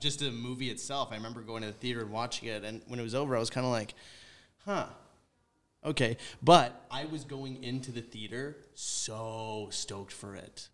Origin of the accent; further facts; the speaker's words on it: White Rock, British Columbia, Canada; moved away; I come from White Rock, which lot, like, very white, concentrated, white, like, rich